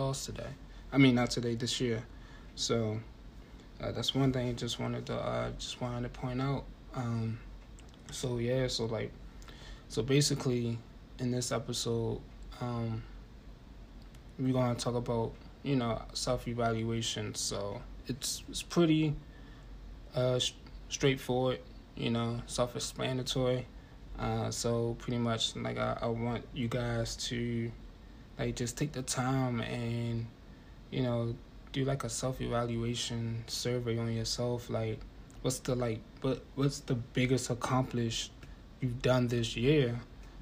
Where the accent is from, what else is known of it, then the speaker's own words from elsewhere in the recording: Baltimore, Maryland, United States; I'm from Baltimore